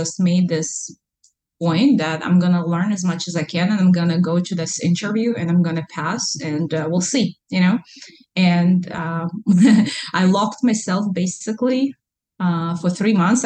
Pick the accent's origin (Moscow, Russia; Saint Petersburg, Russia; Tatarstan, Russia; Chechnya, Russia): Tatarstan, Russia; Kazan; English is a second language; moved away as an adult; now in Alaska, United States; I'm from Kazan, which is Muslim Republic inside of Russia